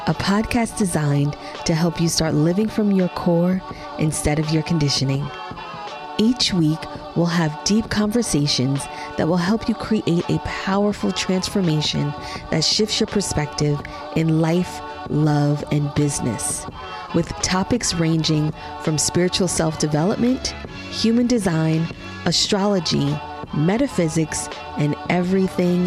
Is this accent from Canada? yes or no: no; New York City, New York, United States; I'm from Queens